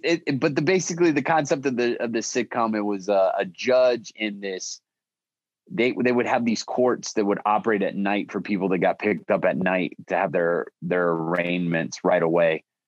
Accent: Italy; So what happened was when I grew up in Italy, we have one television station that was in English and my stepdad would watch.

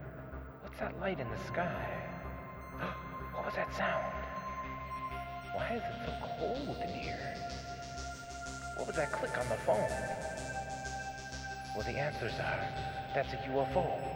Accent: Wisconsin, United States; for a long time, I hosted a weekly local radio show in my hometown here in Wisconsin.

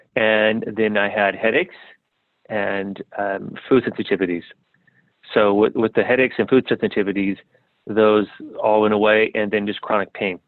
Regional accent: San Diego, California, United States; also born or lived in South America; I grew up in San Diego

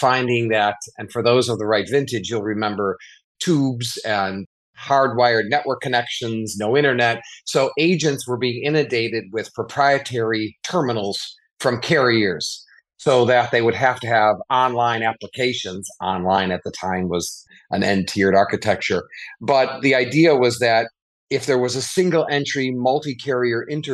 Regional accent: Chicago, Illinois, United States; I grew up in Chicago.

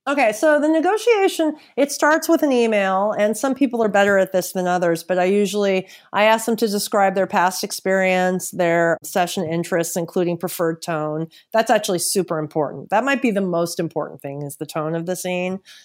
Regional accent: San Francisco, California, United States; moved away as an adult; now in Los Angeles, United States; I'm originally from San Francisco. I'm actually relocating back there in the summer, but I've lived in L A for three years

